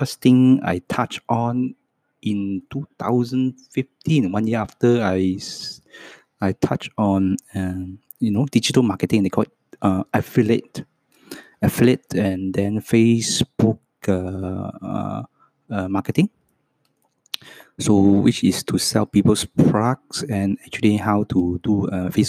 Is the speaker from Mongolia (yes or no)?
no; Hong Kong; first language Cantonese; English is a second language; moved away as an adult; also born or lived in Townsville, Australia; I was born in Hong Kong. And my mother tongue's language is Cantonese. So my second language is English